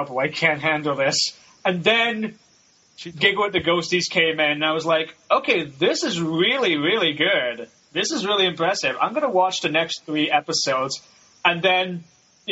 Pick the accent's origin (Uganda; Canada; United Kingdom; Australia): United Kingdom; Scotland; I'm from Scotland